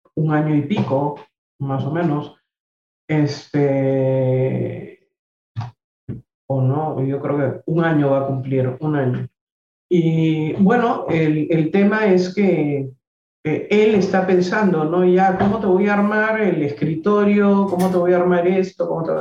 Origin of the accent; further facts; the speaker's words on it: Peru; a mí mi país me, me maravilla, me encanta.